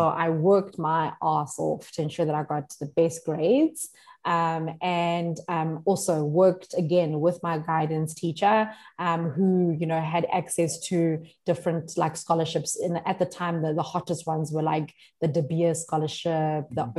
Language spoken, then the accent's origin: English; South Africa; as South African